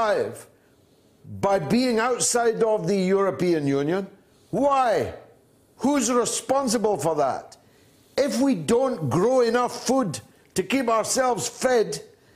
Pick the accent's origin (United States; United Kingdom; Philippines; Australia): United Kingdom; Scotland; my home country of Scotland